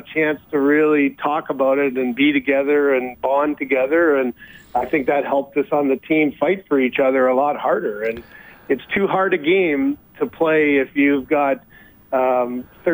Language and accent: English; London, Ontario, Canada; it's London, Ontario, which is my hometown